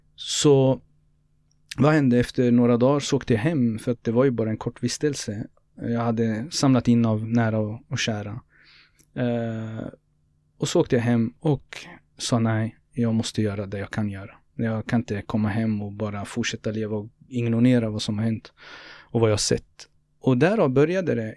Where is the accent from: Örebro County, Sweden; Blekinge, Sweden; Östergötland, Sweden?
Östergötland, Sweden; Norrköping; born or raised there